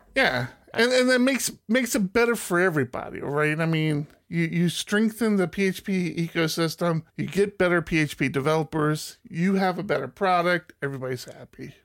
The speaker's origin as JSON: {"language": "English", "country": "United States", "tie": "born or raised there", "moved": "yes", "said": "I grew up outside of, uh, D C"}